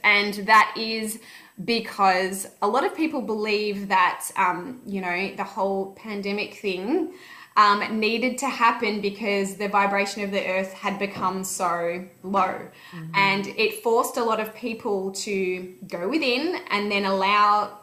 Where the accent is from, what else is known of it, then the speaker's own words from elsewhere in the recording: Melbourne, Victoria, Australia; we're from Melbourne